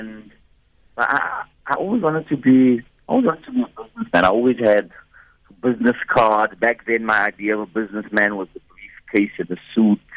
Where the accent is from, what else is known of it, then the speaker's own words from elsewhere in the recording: Boksburg, Gauteng, South Africa; I'm from Boksburg, on the East Rand.